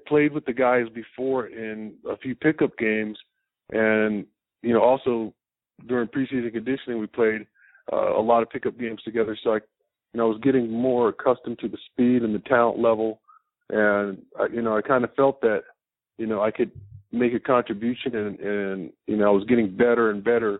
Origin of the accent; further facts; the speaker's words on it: Tucson, Arizona, United States; growing up in Tucson my whole life